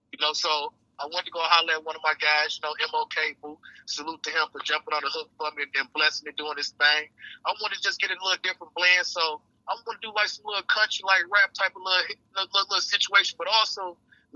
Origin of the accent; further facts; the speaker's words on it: Detroit, Michigan, United States; Born and raised, Eastside, you know. Shit, growing up in a D